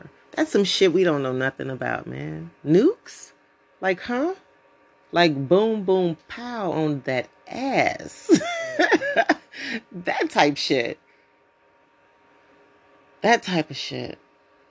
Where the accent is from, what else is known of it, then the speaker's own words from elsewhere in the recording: United States; As American citizens